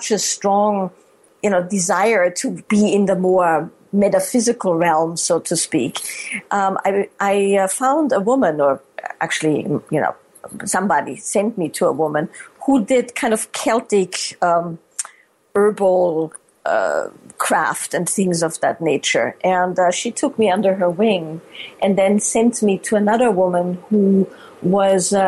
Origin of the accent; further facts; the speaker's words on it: Salzburg, Austria; moved away as an adult; now in California, United States; I was born and raised in Austria, Salzburg, Austria. And I've lived in the States for the last 20 years, over 20 years now.